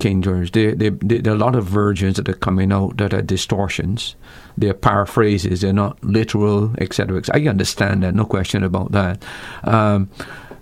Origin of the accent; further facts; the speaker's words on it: Barbados; I'm a Christian first before I'm a Barbadian, even though I was born in Barbados